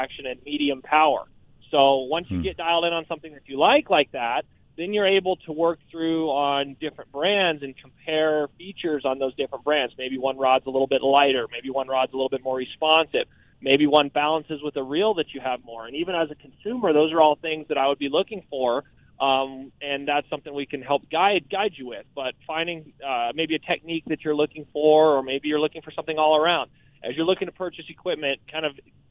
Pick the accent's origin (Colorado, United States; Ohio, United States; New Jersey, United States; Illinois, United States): Colorado, United States; Growing up in Colorado and fishing here